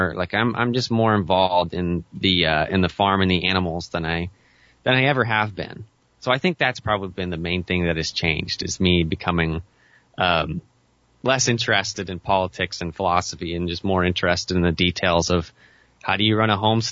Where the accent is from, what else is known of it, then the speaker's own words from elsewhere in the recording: Western Oregon, United States; I've been born and raised in Western Oregon